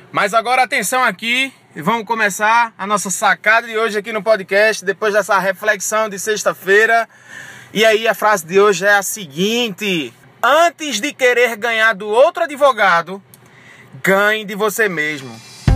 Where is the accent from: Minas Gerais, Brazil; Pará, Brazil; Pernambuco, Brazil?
Pernambuco, Brazil; Barreiros; also born or lived in Recife; Barreiros porque é minha cidade natal, eu tenho minha família lá, meus pais moram lá